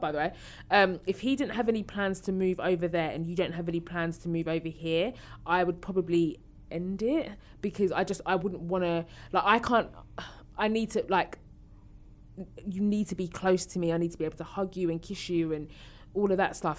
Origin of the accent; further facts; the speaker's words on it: Essex, East of England, United Kingdom; I'm from Essex.